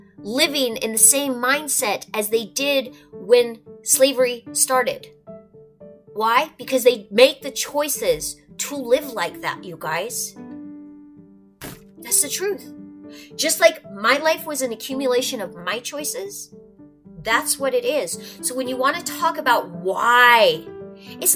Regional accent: North Dakota, United States; I'm from North Dakota. I'm Norwegian and Spanish and a little bit of everything else in between.

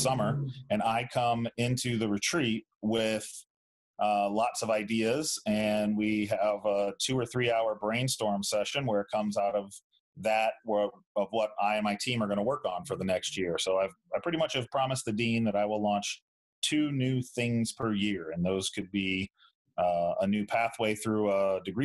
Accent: St. Louis, Missouri, United States; moved away as an adult; now in Tempe, United States; I went from living in the same room my entire life, growing up there in St. Louis

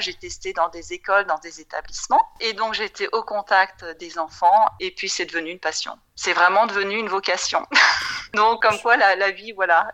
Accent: France; moved away as an adult; also born or lived in Paris / Frankfurt / London / Germany; je suis française, j'ai grandi en France

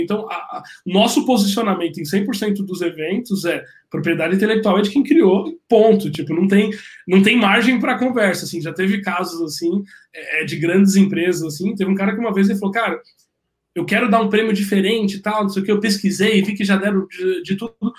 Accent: Brazil

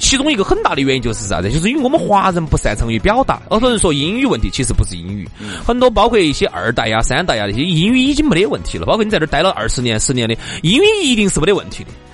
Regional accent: China; 我们中国人其实华人

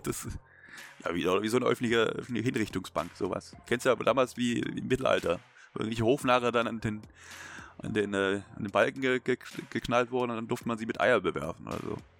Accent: Baden-Württemberg, Germany; als Schwabe

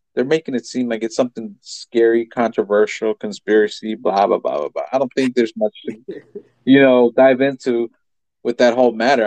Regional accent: United States; We're just American

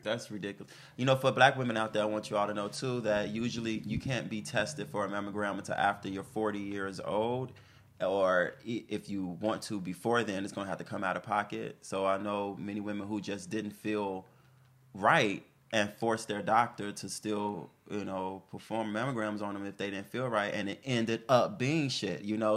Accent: Chicago, Illinois, United States; I'm from Chicago

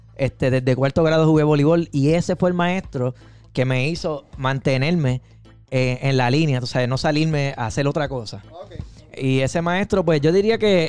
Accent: Aguadilla, Puerto Rico; now in Holyoke, United States; Yo soy del área de Aguadilla

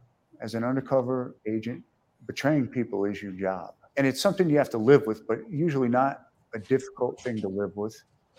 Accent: New York, United States; I'm originally from New York.

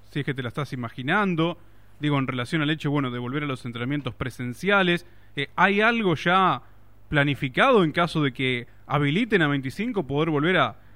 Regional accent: Argentina; ¿viste cómo somos los argentinos?

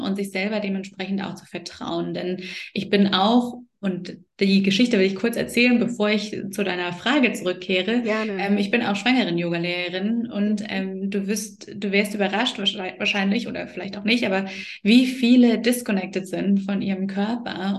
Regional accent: the East, East Germany, Germany; Also ich bin ja auch im Osten groß geworden

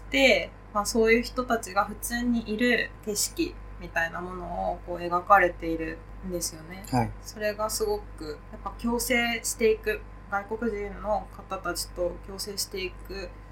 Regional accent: Katsushika, Tokyo, Japan; 私も出身が葛飾区で

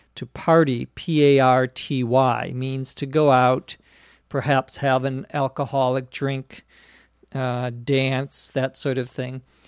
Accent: Minnesota, United States; now in Los Angeles, United States; my home state of Minnesota

